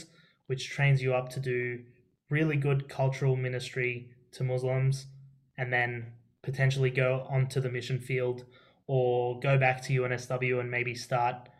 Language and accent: English; Australia; first language Arabic; English is a second language; Both my parents are from Syria, and they both migrated here. I'm first generation Australian, and I can speak Arabic. I learned Arabic as my first language